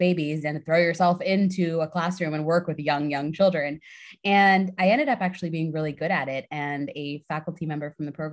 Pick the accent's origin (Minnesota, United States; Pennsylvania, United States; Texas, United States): Pennsylvania, United States; State College; I was raised in State College, Pennsylvania